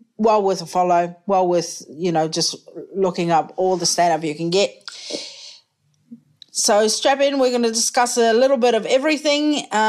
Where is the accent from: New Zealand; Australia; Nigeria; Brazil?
New Zealand; also born or lived in United States / United Kingdom; I identify as a Kiwi, right?